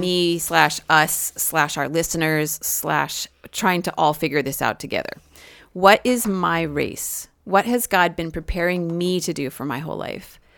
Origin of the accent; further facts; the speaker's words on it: United States; I am an American